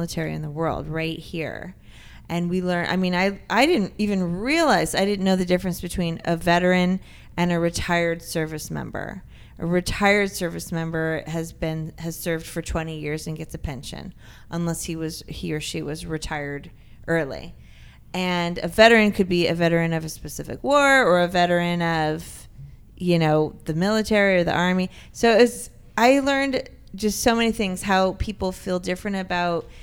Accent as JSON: {"language": "English", "town": "San Diego", "region": "California", "country": "United States", "tie": "born or raised there", "said": "I grew up in Carmel Valley, and I was very close to UTC"}